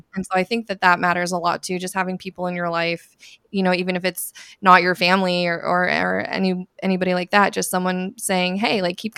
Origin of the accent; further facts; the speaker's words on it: Eugene, Oregon, United States; moved away as an adult; also born or lived in Santa Barbara, California; now in Seattle, United States; I'm from Santa Barbara, California. But I grew up mostly in Eugene, Oregon.